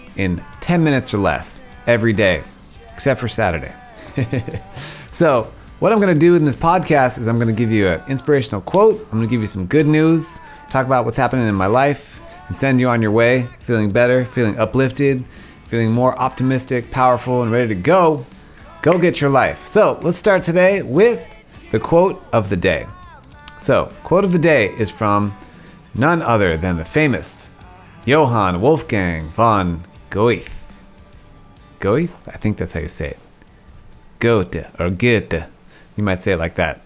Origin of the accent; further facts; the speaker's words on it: South Africa; I was born in South Africa